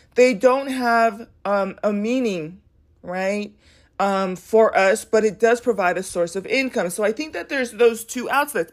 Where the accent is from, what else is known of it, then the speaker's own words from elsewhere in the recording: United States; I'm proud to be an American